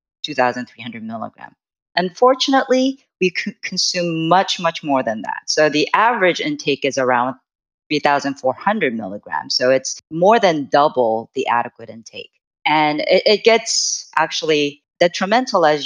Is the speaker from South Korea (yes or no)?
yes; South Korea; moved away; I am originally from Korea